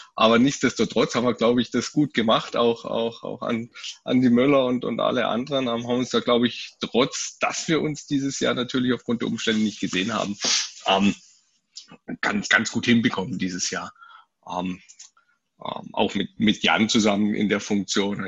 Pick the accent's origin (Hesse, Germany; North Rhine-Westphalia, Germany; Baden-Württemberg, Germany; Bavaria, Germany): Baden-Württemberg, Germany; Freiburg; komme gebürtig aus Freiburg, wohne in Freiburg, war immer mal wieder mit ein paar Abstechern ähm, äh, rund um die Welt, äh, aber doch hauptsächlich in, in Freiburg zu Hause